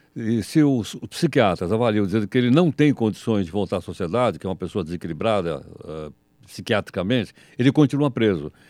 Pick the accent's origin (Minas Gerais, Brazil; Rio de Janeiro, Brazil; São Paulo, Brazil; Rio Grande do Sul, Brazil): São Paulo, Brazil; eu conheço bem o Centrão, nasci no Centrão